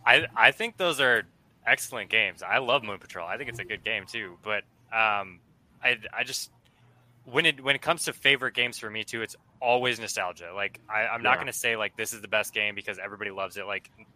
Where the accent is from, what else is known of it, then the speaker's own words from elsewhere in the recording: Minnesota, United States; I'm from Minnesota, so there's not really a lot to do here.